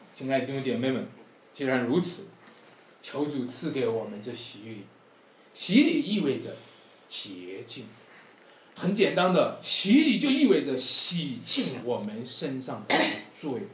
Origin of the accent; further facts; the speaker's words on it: Wenshui, Shanxi, China; moved away; 在我们老家文水